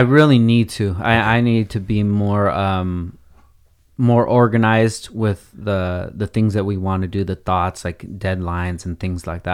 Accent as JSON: {"language": "English", "town": "Oxnard", "region": "California", "country": "United States", "said": "The ideas and the person that I am from Oxnard"}